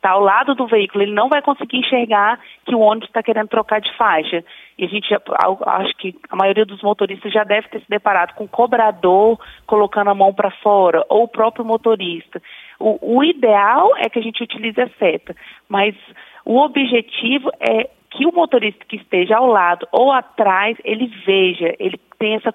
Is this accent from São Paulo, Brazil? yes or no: no; Brasília, Federal District, Brazil; Não sou, sou de Brasília.